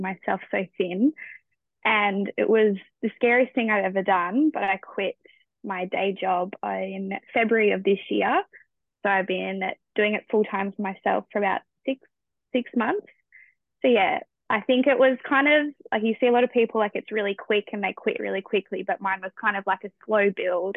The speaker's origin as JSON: {"language": "English", "country": "Australia", "said": "as an Australian"}